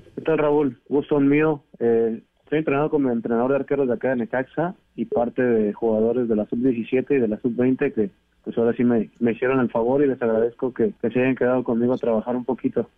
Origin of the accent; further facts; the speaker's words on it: Zamora, Michoacán, Mexico; Michoacán, donde yo soy nativo